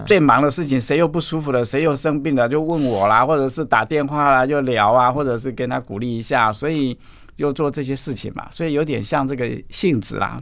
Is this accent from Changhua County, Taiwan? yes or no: no; Taichung, Taiwan; 我从小就住在山上啊，住在古关，在上去叫八仙山，森林游乐区那里，我， 我在那边出生的